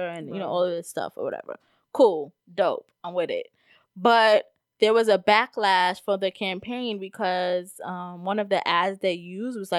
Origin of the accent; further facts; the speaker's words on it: United States; we are American